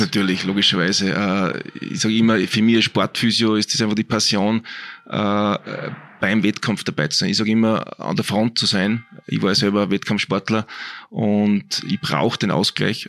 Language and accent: German; Altheim, Upper Austria, Austria; also born or lived in Braunau am Inn; now in Linz, Austria; Ich bin ja eigentlich vom Land, bin aus dem Innviertel, aus Altheim, ist mein mhm. Elternhaus, geboren in Brauner damals und bin mit 14 Jahren eben wegen Leistungssport nach Linz gezogen